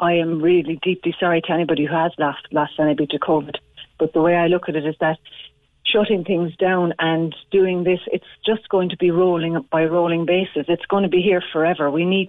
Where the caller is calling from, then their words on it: Glanmire, County Cork, Ireland; also born or lived in Bahrain; I'm coming in from Glenmire in Cork. Moved back over 2 weeks ago from Bahrain.